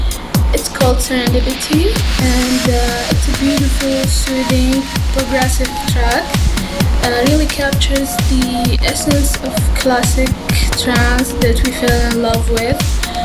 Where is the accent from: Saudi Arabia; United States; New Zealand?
Saudi Arabia; I'm from Saudi Arabia.